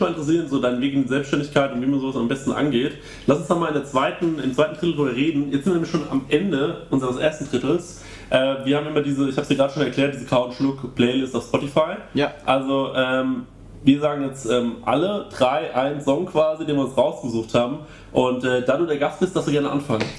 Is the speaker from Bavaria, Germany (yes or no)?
yes; Aschaffenburg, Bavaria, Germany; in meiner Heimatstadt Aschaffenburg